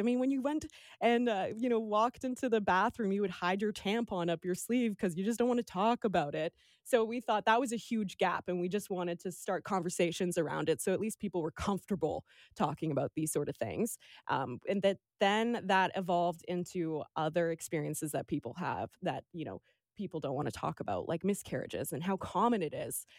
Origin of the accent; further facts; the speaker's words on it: Vancouver, British Columbia, Canada; also born or lived in Toronto; now in Victoria, Canada; when I was two weeks old, my mom packed up our family, which is me, my two sisters, and my dad. and drove us across Canada to Vancouver, and we've been in the mainland and then now Victoria since